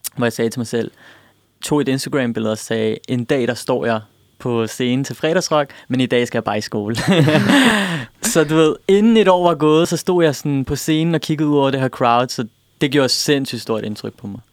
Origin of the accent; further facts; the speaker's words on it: Denmark; jeg er født i Danmark, opvokset i Danmark